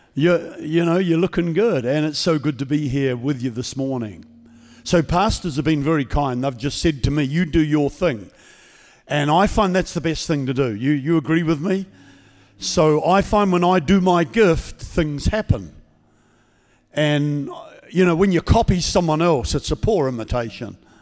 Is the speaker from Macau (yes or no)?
no; New Zealand; now in Queensland, Australia; I'm from the state of Queensland in Australia. I've been there for thirty-seven years. Before that, I was a Kiwi from New Zealand.